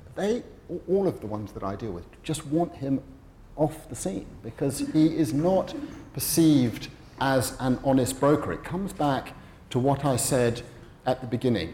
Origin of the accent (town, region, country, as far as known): United Kingdom